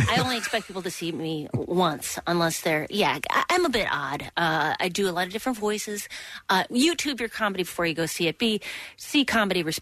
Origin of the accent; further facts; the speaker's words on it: Midwest, United States; I'm from the Midwest